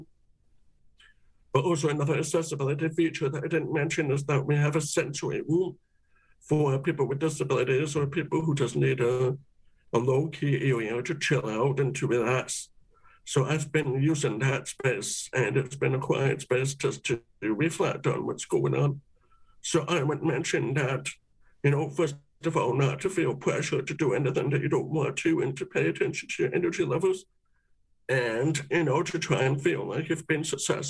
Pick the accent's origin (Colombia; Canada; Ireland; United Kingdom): Canada; us being Canadian